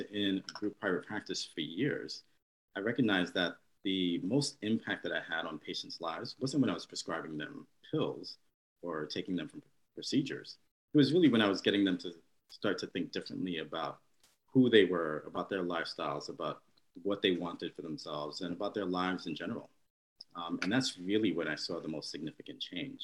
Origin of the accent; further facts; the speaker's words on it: New York, United States; born and raised here in New York